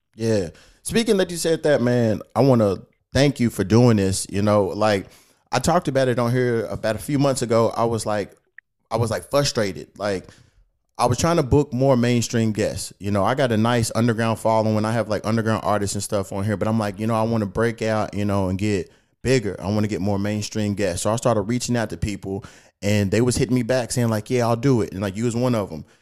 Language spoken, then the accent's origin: English; Kentucky, United States; now in Los Angeles, United States; I'm back here in my hometown in uh, Kentucky